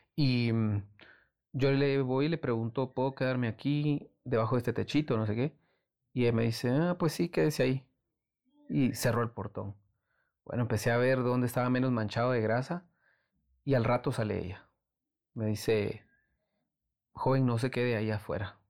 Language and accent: Spanish; Antigua Guatemala, Sacatepéquez, Guatemala; Antigua, que es como mi ciudad natal